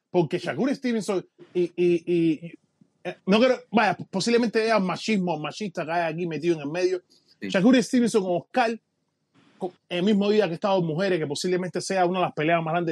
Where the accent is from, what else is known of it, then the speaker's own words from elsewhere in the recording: Puerto Rico; como los puertorriqueños, tenemos la bandera parecida.